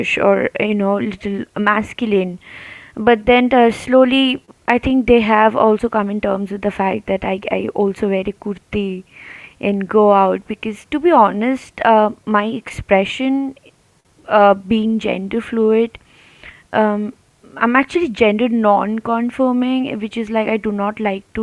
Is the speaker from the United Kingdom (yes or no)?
no; Kolkata, West Bengal, India; I'm from Calcutta.